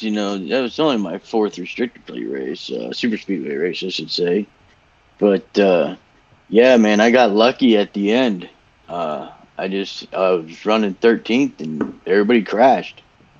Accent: Miami, Florida, United States; now in Port Orange, United States; I grew up in Miami.

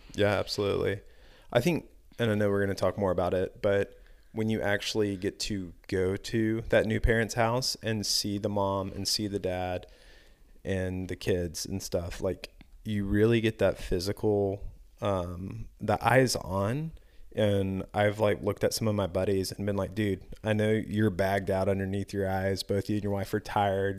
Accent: the South, United States; growing up in the South

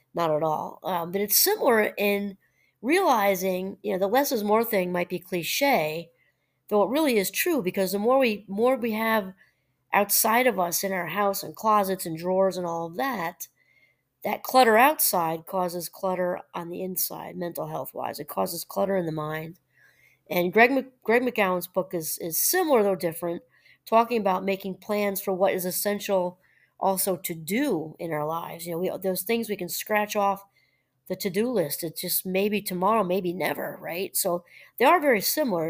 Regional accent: New Paltz, New York, United States; moved away; I'm originally from New York, and that's, and New Paltz, about an hour out of Manhattan

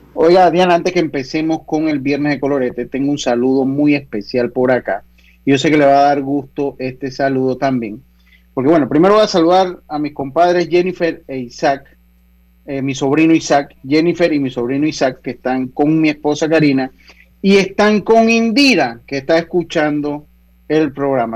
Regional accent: Las Tablas, Los Santos, Panama; yo estoy acá hoy en mi tierrita bella y hermosa en la provincia de Los Santos, en la ciudad de Las Tablas

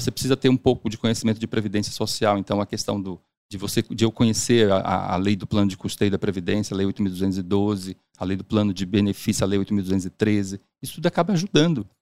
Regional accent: Salvador, Bahia, Brazil; also born or lived in Siriri, Sergipe; now in São Paulo, Brazil; Eu nasci em Siriri, Sergipe, na né, interior de Sergipe. E com seis meses e a, com a minha família inteira, nós mudamos para Salvador

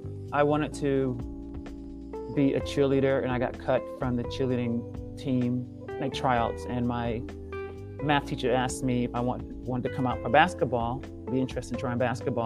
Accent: Delaware, United States; moved away as an adult; I'm from the East Coast. I'm from Delaware.

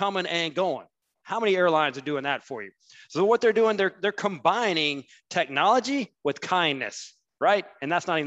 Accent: Huntsville, Alabama, United States; I grew up in Huntsville

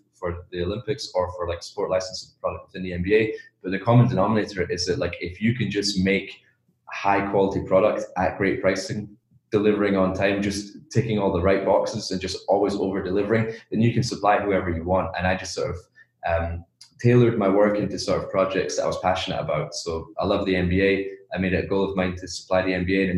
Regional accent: Edinburgh, Scotland, United Kingdom; moved away as an adult; also born or lived in China; where I'm from, like my hometown in Edinburgh, Scotland

